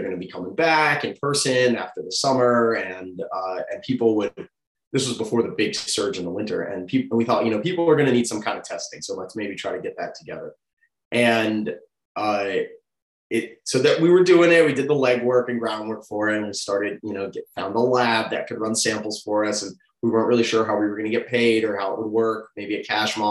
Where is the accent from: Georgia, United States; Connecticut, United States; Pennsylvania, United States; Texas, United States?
Georgia, United States; Atlanta; also born or lived in Augusta; I grew up in Atlanta